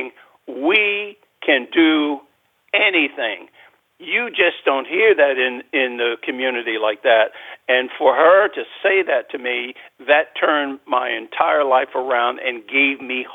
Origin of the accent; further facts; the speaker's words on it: New York City, New York, United States; I was born and raised in Spanish Harlem in New York